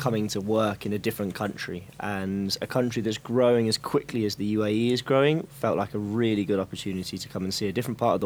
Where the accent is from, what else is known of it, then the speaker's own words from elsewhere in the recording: Hillingdon, London, United Kingdom; I was born just outside London in a place called Hillingdon Hospital